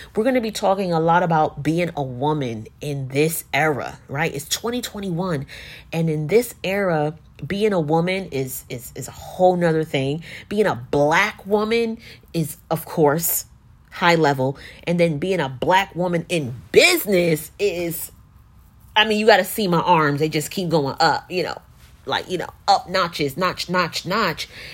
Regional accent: Newark, New Jersey, United States; I'm a creative entrepreneur based out of Jersey, uh, born and raised in Newark.

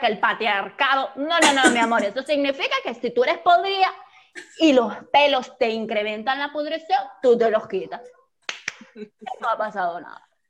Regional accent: Venezuela; la cigüeña me lanzó aquí, ¡pam! Venezuela

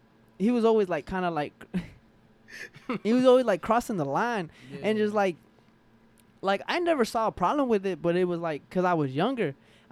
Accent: Forest Park, Georgia, United States; also born or lived in Atlanta; I'm from here, bro. Like I was born and raised here. Like I was born in Grady, so I'm a Grady baby.

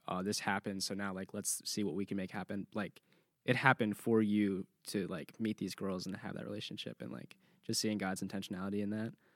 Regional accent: California, United States; moved away as an adult; now in Clemson, United States; I'm from California

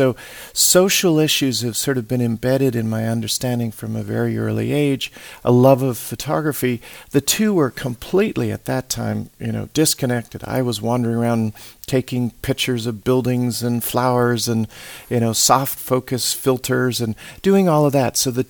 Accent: South Africa; also born or lived in Australia / Europe; I grew up in South Africa, in Australia, in Europe. My father worked for an oil company. We ended up living in many different parts of the world.

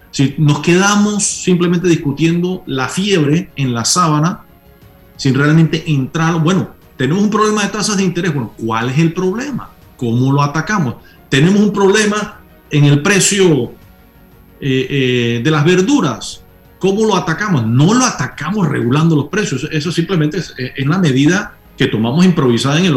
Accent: Panama; yo sí siento eh, como panameño orgullo de que tenemos un sistema electoral

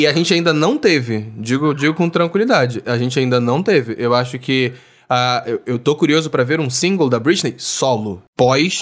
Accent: Niterói, Rio de Janeiro, Brazil; cidade vizinha de Niterói, da onde eu sou.

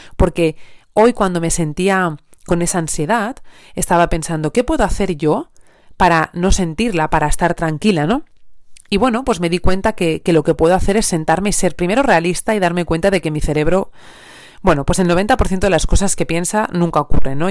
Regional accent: Asturias, Spain; moved away as an adult; now in Elche, Spain; yo soy asturiana, pero actualmente vivo en Elche

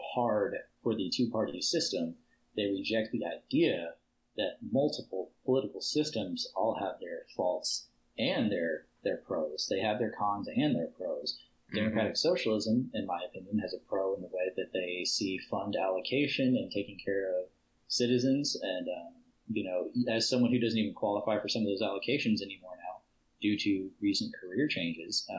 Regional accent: Texas, United States; I myself, as a Texan

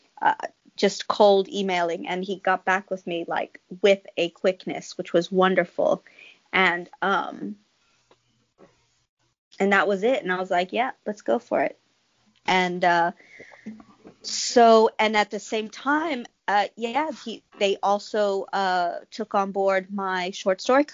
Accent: Texas, United States; the tales I grew up in Texas hearing.

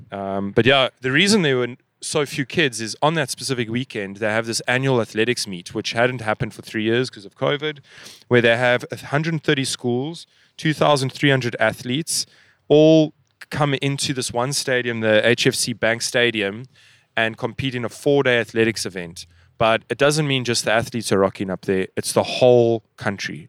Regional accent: South Africa; we're from South Africa

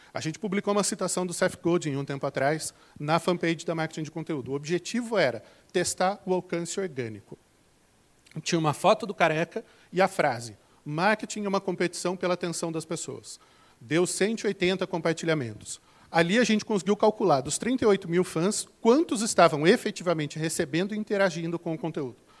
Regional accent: interior of São Paulo, Brazil; accent: caipira (retroflex r of interior São Paulo); also born or lived in Campinas; Eu sou aqui do interior de São Paulo, então vou falar porta, verde, torta

